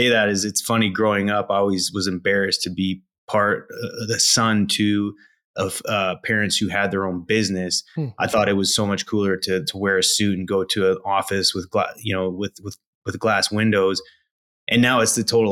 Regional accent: Canada; I'm a Canadian, born to a single mother

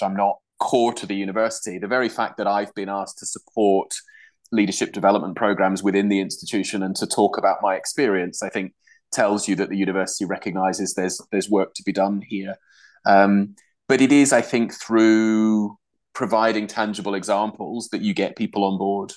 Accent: Yorkshire and the Humber, United Kingdom; moved away as an adult; also born or lived in Durham; now in Glasgow, United Kingdom; I'm from Durham originally, but I grew up in Yorkshire.

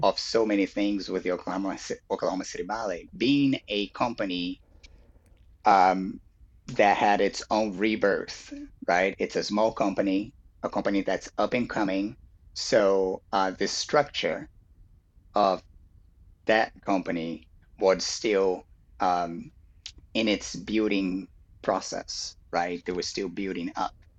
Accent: Rio de Janeiro, Brazil; I was born in Brazil. I was born in Rio

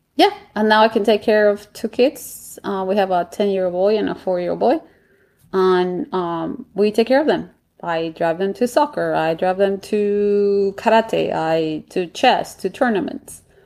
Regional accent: Bogotá, Colombia; English is a second language; moved away as an adult; now in Washington, D.C., United States; when I was growing up in Colombia

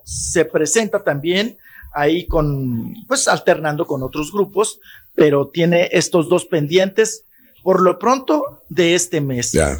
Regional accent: Chihuahua, Mexico; en mi pueblo, en Chihuahua

